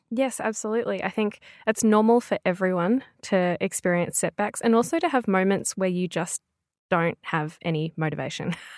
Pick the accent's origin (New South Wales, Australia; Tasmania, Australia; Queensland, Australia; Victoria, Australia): Victoria, Australia; Melbourne; I'm from Melbourne, which is right down south.